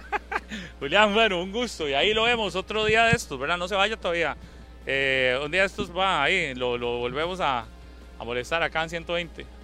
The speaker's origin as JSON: {"language": "Spanish", "country": "Costa Rica", "said": "somos pulseadores los ticos"}